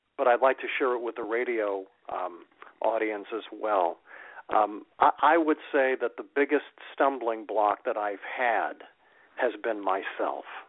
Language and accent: English; Waterbury, Connecticut, United States; moved away as an adult; now in Phoenix, United States; my hometown radio station up in Waterbury